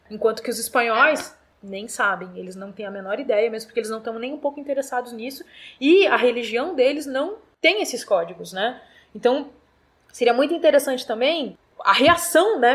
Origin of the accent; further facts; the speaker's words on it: Brazil; Nós somos brasileiros e brasileiras